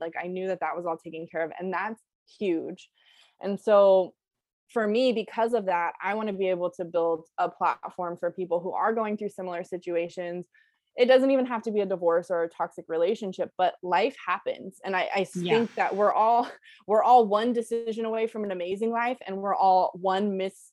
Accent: Bay Area, California, United States; I'm from the Bay Area.

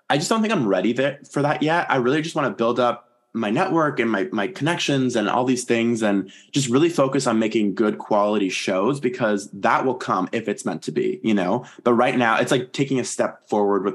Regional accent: Toronto, Ontario, Canada; I'm from Toronto, so it's very hot here in the summer.

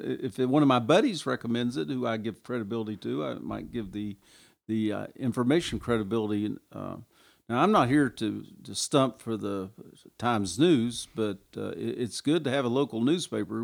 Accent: Kingsport, Tennessee, United States; moved away as an adult; when I came home and retired from the Army, came back to Kingsport

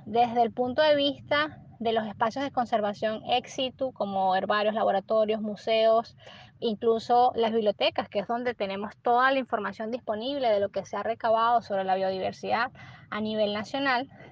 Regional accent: Venezuela; como venezolanos

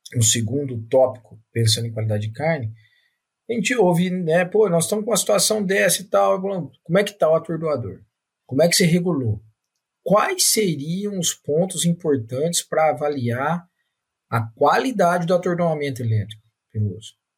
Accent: São Paulo, Brazil; now in Minas Gerais, Brazil; Eu sou paulista minerado

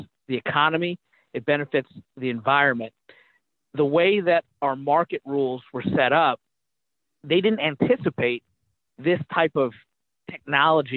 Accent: Kentucky, United States; I was a Republican from Kentucky

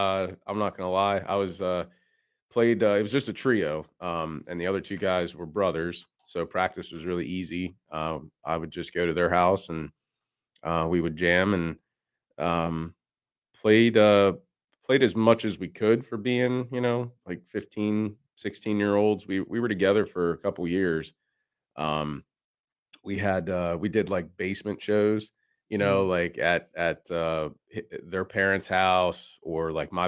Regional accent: Pennsylvania, United States; I grew up in Central PA

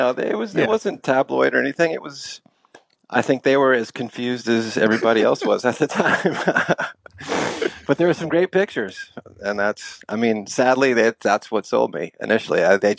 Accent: San Francisco, California, United States; And I grew up on, my parents were kind of young, and I grew up in San Francisco. Well, I was raised for a couple of years in San Francisco.

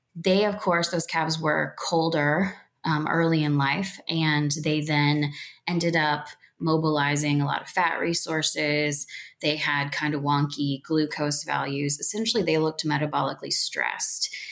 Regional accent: South Central Indiana, United States; now in Missouri, United States; growing up in South Central Indiana

